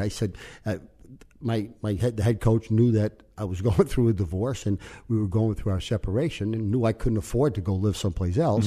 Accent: New York City, New York, United States; moved away as an adult; also born or lived in Yonkers / Omaha; we grew up in the Dyke Street section of New York, which is gang area.

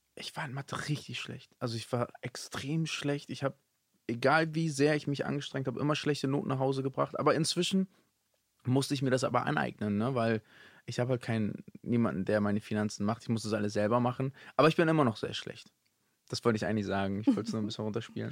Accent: Hamburg, Germany; Ich bin ja Hamburger

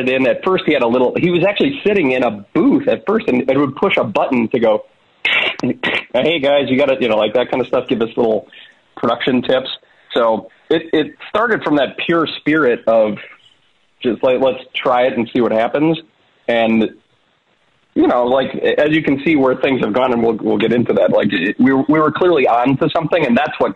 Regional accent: small town mid Michigan, United States; we're both from Michigan. We're from small town Michigan

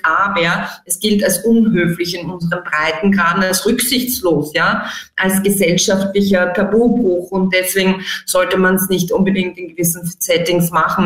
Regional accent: Austria; bei uns in Mitteleuropa, in Österreich

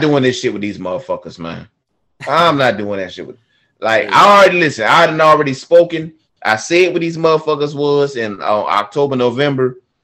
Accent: Newport News, Virginia, United States; I'm from Newport News, Virginia.

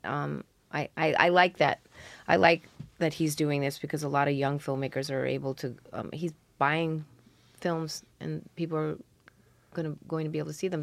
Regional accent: New York City, New York, United States; I grew up around the Greenwich Village cafes

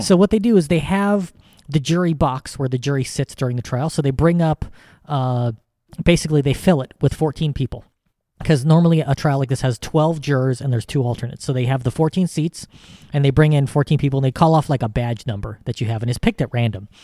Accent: United States; as an American

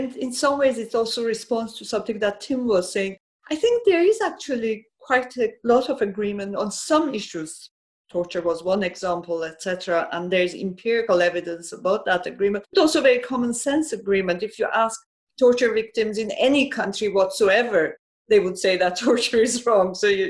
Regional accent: Iran; I grew up in Iran. I've seen the Islamic Revolution.

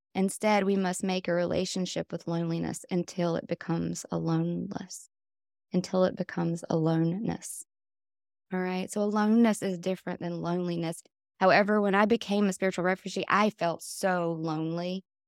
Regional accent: Wilkesboro, North Carolina, United States; now in Swannanoa, United States; I grew up on Wilkes-Barre, which is a couple hours away from here in North Carolina, and it's a very conservative, small town.

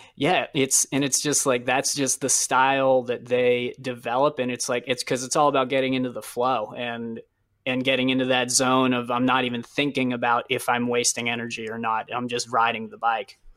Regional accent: New England, United States; I grew up racing in New England

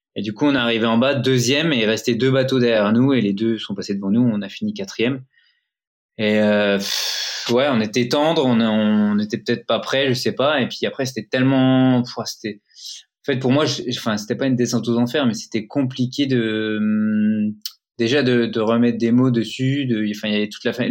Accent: Épinal, Grand Est, France; on vient d'Épinal, donc c'est une, ville dans, dans, les Vosges. Les images d'Épinal. Et on est tous les deux Vosgiens fiers de l'être

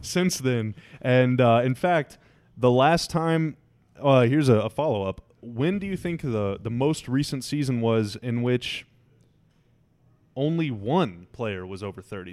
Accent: United States; I'm American

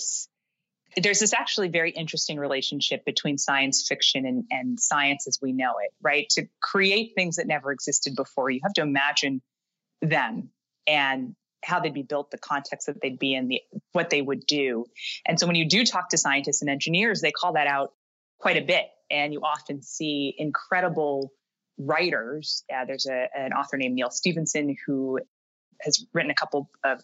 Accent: Canada; moved away as an adult; now in New York, United States; I am originally from Canada

